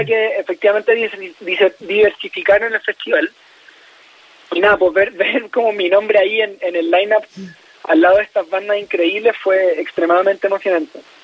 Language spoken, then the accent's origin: Spanish; Chile